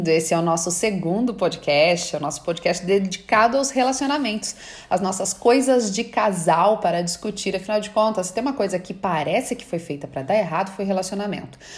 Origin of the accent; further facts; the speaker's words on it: Bahia, Brazil; sou baiana, zen, água de coco, né, praia, meu marido é italiano, adoro uma guerra.